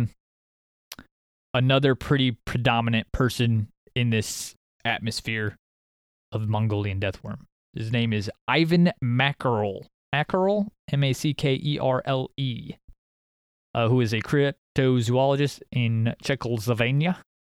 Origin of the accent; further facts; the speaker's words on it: Iowa, United States; I'm from Iowa, I guess. We're from Iowa.